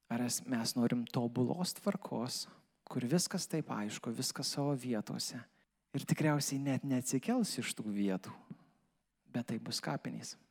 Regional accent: Lithuania; mes kaip lietuviai

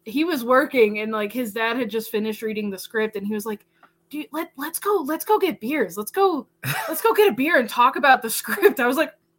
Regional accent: Burlington, Iowa, United States; moved away; we had a great film festival in my hometown in Burlington, Iowa

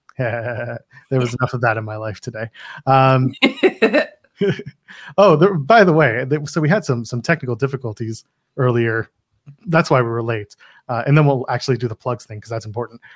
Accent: Canada; I am a Canadian

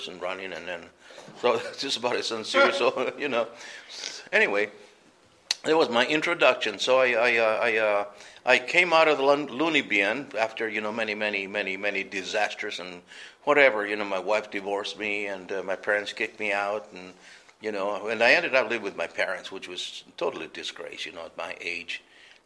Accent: Glendale, Arizona, United States; also born or lived in New Mexico; I grew up in the Phoenix area, the Glendale area

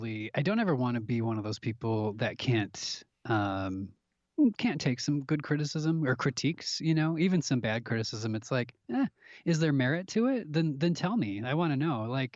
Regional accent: Minneapolis, Minnesota, United States; I'm from the Midwest, you know, up towards in Minnesota, in Minneapolis, towards the Canadian border is where I, you know, born and raised.

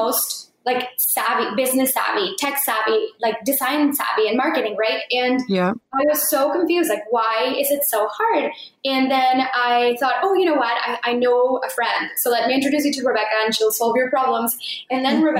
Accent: Mexico; born or raised there; moved away

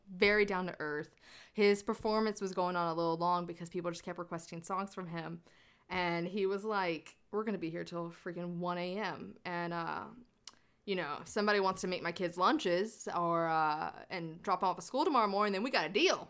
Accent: the South, United States; I am from the South

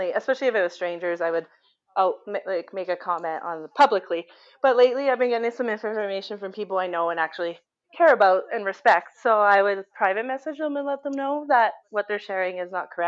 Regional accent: Canada; we're Canadian

